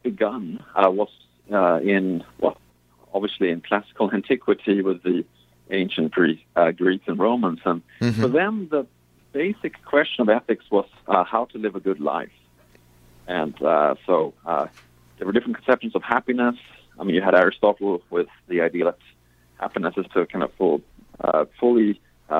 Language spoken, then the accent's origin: English; Sweden; moved away; I grew up in Sweden